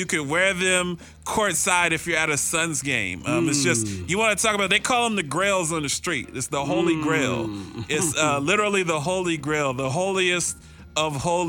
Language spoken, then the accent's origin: English; Columbus, Ohio, United States; now in Phoenix, United States; I grew up with in Columbus, Ohio